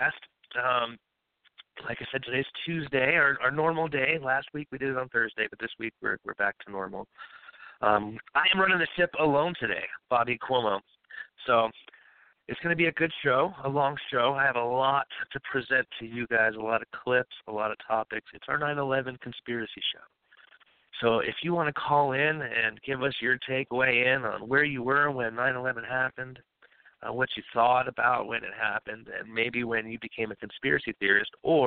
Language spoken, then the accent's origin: English; New York City, New York, United States; also born or lived in Long Island; I am from New York. I was born and raised in Queens, New York, Ozone Park.